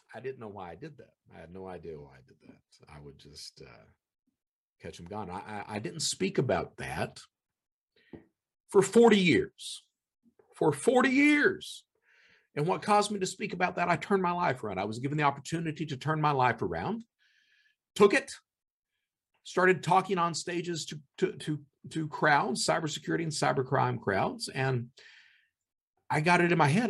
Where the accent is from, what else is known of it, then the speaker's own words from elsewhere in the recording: Eastern Kentucky, United States; I was born in Eastern Kentucky. My mother was a criminal